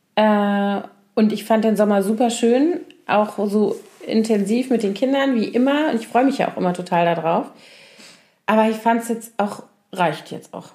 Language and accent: German; Koblenz, Rhineland-Palatinate, Germany; moved away; ich liebe meine Heimat total ja. und den Rhein und alles